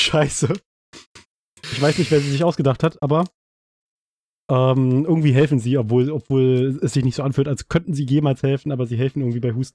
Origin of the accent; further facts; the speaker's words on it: East Germany, Germany; wir sind ja beide aus dem Osten äh, aus Ostdeutschland